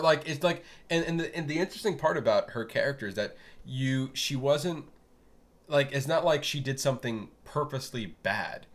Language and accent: English; Florida, United States; as a Flor- uh, Floridian